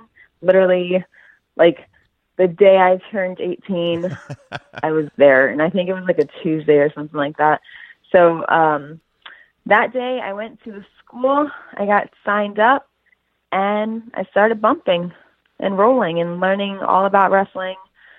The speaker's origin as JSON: {"language": "English", "town": "Baltimore", "region": "Maryland", "country": "United States", "said": "I'm from Baltimore"}